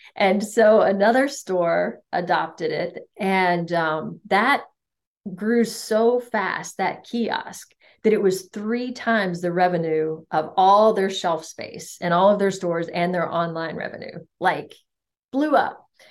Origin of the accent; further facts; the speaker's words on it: United States; I was an anomaly as an American